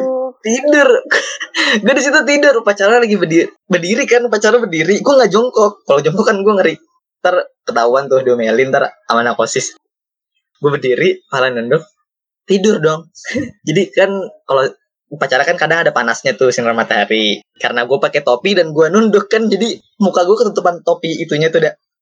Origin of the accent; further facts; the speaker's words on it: Bekasi, West Java, Indonesia; gua sebagai orang Bekasi yang bisa bahasa Jawa